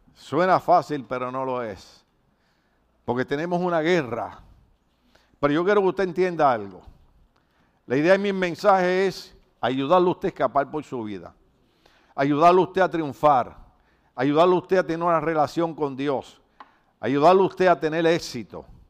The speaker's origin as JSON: {"language": "Spanish", "country": "Puerto Rico", "moved": "yes", "said": "los de Puerto Rico no podemos oír la canción"}